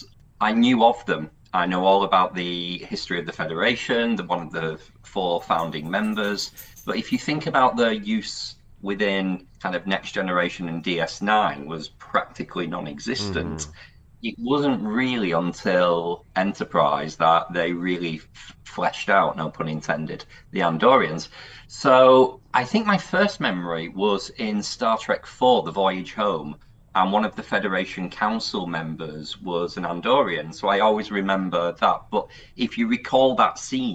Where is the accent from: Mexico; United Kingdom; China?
United Kingdom; I'm from Britain